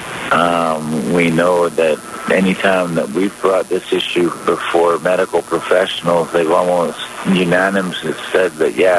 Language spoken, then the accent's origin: English; British Columbia, Canada; ourselves as British Columbians and Canadians